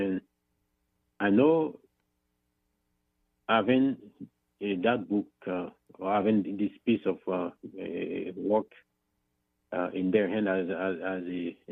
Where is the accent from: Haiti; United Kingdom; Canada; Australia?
Haiti; accent: thick accent; English is a second language; moved away; I'm originally from Haiti, as you can see my thick accent